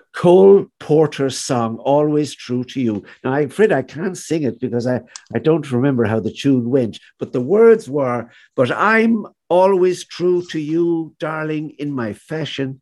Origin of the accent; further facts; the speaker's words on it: Galway, Connacht, Ireland; still it's still the town of my childhood